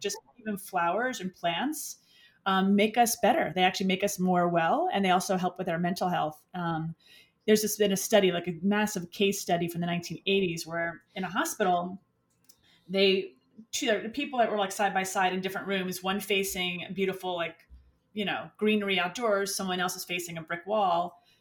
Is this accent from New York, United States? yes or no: yes; New York City, New York, United States; moved away; also born or lived in Westchester / Florida; I'm from the Bronx. I grew up in the Bronx. I grew up in the city and spent time out in Westchester before I moved to Florida.